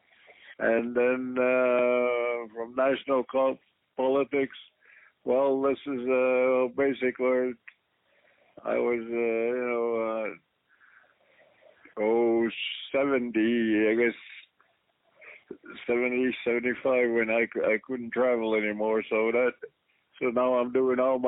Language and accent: English; Kahnawake, Quebec, Canada; I grew up in that environment. I grew up along the shores of the St. Lawrence River